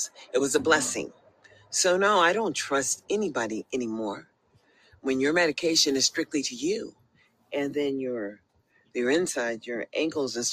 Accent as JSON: {"language": "English", "country": "United States", "also_born_or_lived": "Las Vegas, Nevada / Sacramento, California", "said": "as I am an American."}